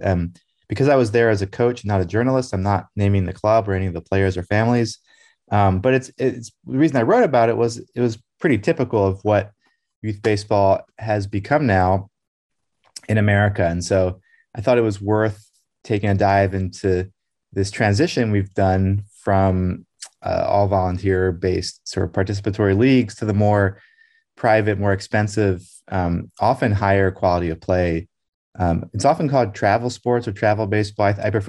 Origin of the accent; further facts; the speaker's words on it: Brussels, Belgium; When I was growing up in Brussels in the 1980s, in Belgium, it had a really big community of Americans